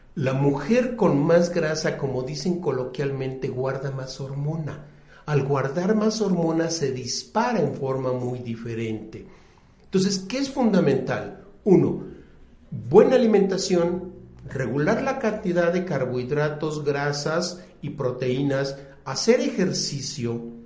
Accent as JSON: {"language": "Spanish", "region": "Puebla", "country": "Mexico", "tie": "born or raised there", "said": "yo soy de la ciudad de Puebla, yo nací en Puebla."}